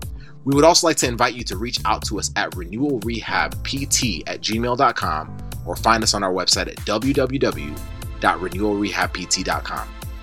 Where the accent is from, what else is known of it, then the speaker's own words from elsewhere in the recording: Michigan, United States; now in Tampa, United States; I'm from Michigan. And when I first came down here, I didn't really know where to go for anything.